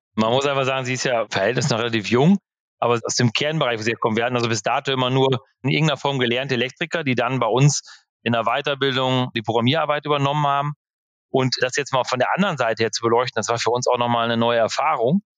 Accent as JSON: {"language": "German", "town": "Velen", "region": "North Rhine-Westphalia", "country": "Germany", "said": "bei uns in Nordfehlen, das ist so 35 Kilometer von Marienthal weg"}